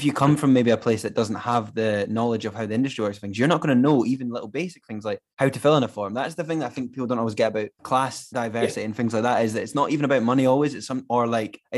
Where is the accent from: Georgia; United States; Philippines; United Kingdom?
United Kingdom; Scotland; as a Scottish person